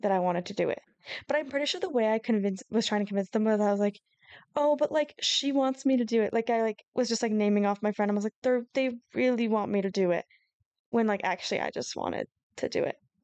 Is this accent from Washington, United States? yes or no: yes; Seattle area, Washington, United States; we're from the Seattle area, Issa more so than me, just a little closer